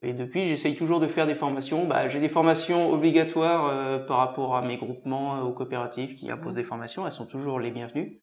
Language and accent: French; Mauges, Pays de la Loire, France; je suis né dans les Moches, c'est une, région euh, très riche au niveau économique